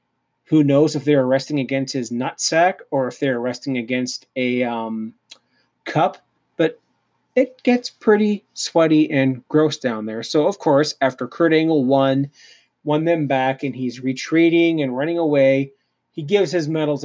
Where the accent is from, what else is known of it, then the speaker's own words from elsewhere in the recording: Canada; I'm Canadian